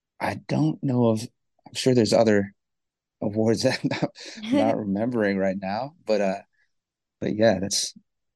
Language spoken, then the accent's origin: English; Worcester, Massachusetts, United States; moved away; also born or lived in Grafton, Massachusetts; And growing up in Worcester